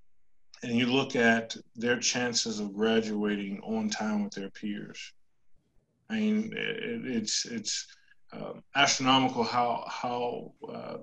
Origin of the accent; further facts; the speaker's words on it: Washington, District of Columbia, United States; now in South Carolina, United States; I grew up in Washington, DC